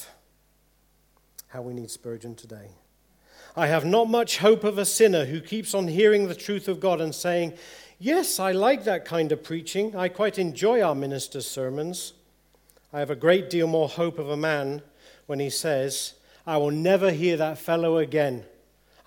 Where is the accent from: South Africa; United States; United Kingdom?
United Kingdom; England; If we're English people